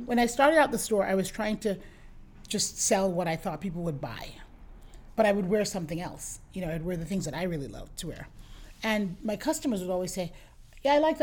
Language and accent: English; New York, United States; also born or lived in Jamaica; I grew up in New York, but I wasn't born here. I grew up in the Bronx. I was born in Jamaica. Came here when I was 10, almost 11 years old.